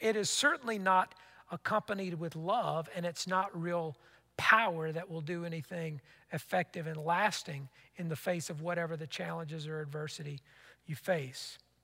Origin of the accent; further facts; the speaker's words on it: United States; as American Christians